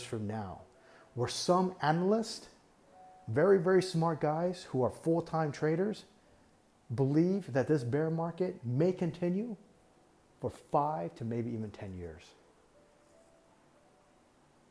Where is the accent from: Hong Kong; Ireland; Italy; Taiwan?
Taiwan; now in United States; Taiwan is my home country. That's where I'm from